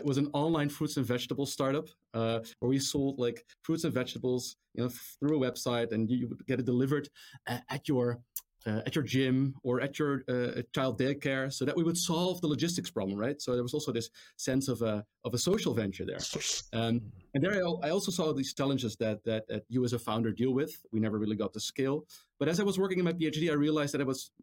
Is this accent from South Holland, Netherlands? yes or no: no; Amstelveen, North Holland, Netherlands; I'm actually Dutch. I was born in the Netherlands, in Amstelveen. Actually, born in Amsterdam, raised in Amstelveen.